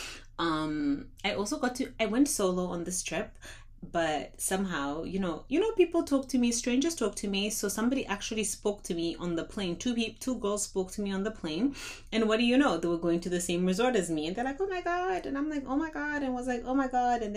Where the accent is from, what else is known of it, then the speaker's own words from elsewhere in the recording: Zimbabwe; I'm from Zimbabwe